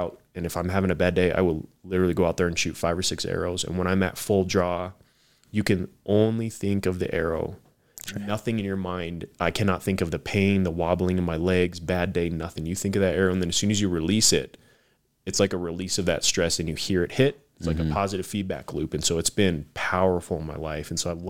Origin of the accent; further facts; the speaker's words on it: Tucson, Arizona, United States; I'm born and raised in Tucson.